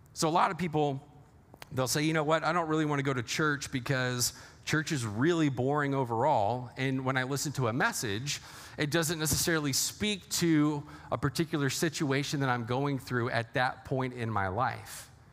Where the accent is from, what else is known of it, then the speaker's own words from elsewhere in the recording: Texas, United States; now in Lake Orion, United States; I'm originally from Texas